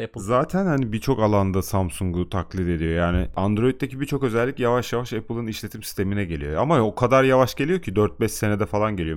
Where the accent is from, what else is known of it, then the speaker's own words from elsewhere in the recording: Turkey; bizde nazar da var yani. Türkiye'de